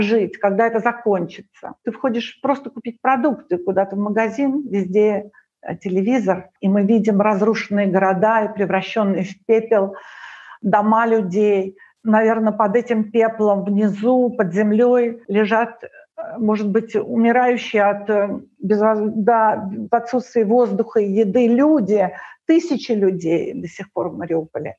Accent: Moscow, Russia; also born or lived in Ukraine; now in Greece; когда я приехала в Москву, мне было восемь лет

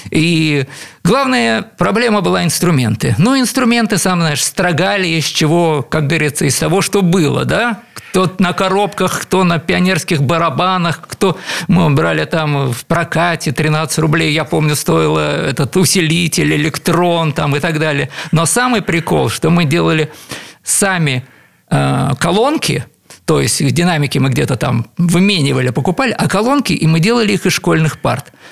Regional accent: Saint Petersburg, Russia; born there; Я родился в Петербурге, вот-то, как положено, в музыкальной семье.

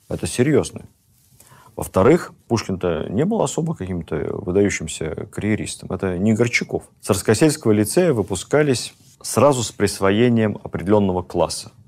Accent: Moscow, Russia; как москвич

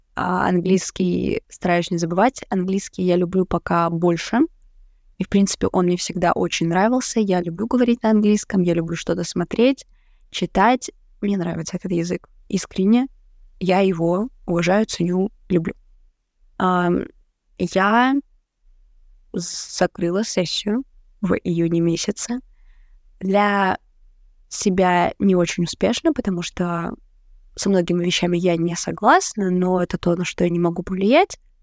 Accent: Rostov-on-Don, Rostov Oblast, Russia; moved away as an adult; now in Saint Petersburg, Russia; я также работала администратором только у себя в родном городе, в Ростове

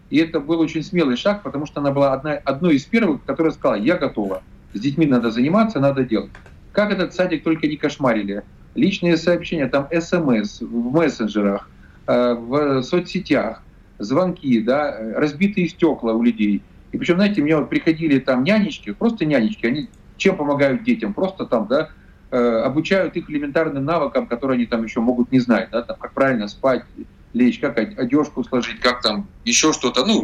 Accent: Zaporizhzhia, Zaporizhzhia Oblast, Ukraine; Запорожье – это мой родной город. Я тут свыше 30 лет прожил

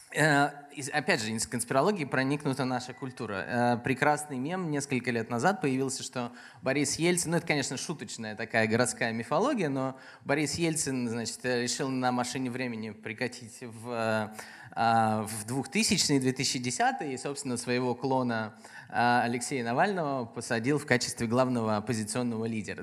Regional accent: Tomsk, Tomsk Oblast, Russia; я родом из Томска

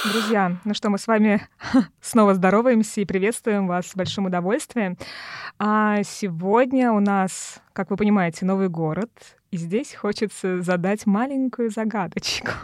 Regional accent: Tolyatti, Samara Oblast, Russia; now in Moscow, Russia; я из Тольятти, а, ну, родилась в Тольятти, живу в Москве. И когда я ещё жила в Тольятти

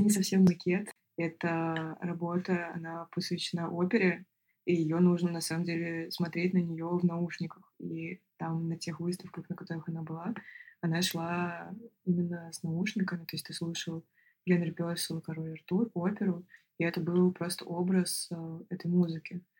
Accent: Moscow, Russia; я художник из Москвы

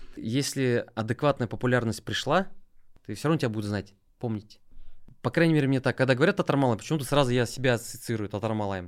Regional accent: Nizhnekamsk, Tatarstan, Russia; also born or lived in Mamadyshsky District / Kazan; Я родом из Нижнекамска

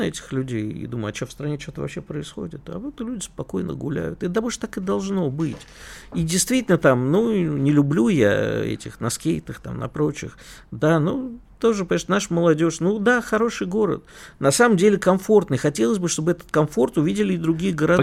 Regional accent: Moscow, Russia; как коренному москвичу

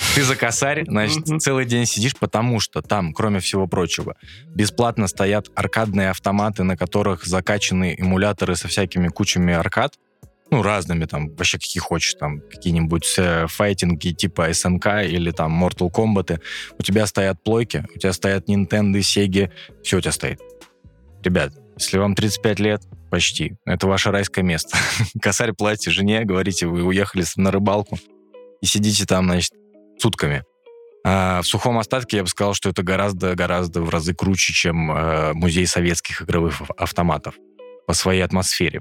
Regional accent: Moscow Oblast, Russia; moved away; я коренной, коренной подмосквич

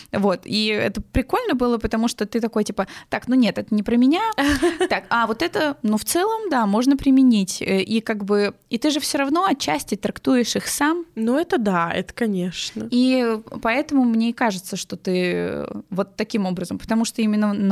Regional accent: Nizhny Novgorod Oblast, Russia; Я просто из Нижегородской области.

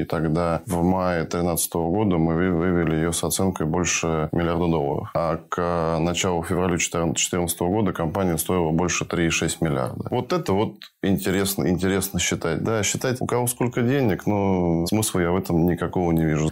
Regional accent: Russia; also born or lived in Budapest, Hungary; Я родился в Будапеште, достаточно большое количество первых лет своей жизни провел там, потом мы вернулись в Россию, я учился в России в школе и институт заканчивал

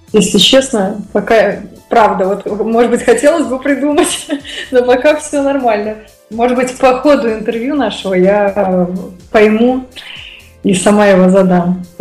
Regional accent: Moscow, Russia; И вот я из Москвы.

